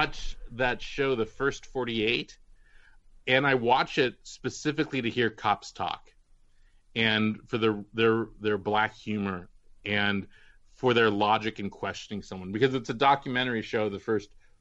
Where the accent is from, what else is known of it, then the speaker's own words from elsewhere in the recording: Walnut Creek, California, United States; moved away; two girls on my block in Walnut Creek